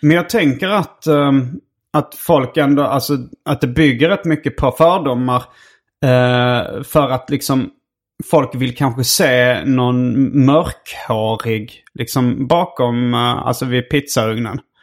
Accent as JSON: {"language": "Swedish", "town": "Malmö", "region": "Skåne", "country": "Sweden", "tie": "born or raised there", "said": "min barndom i Malmö"}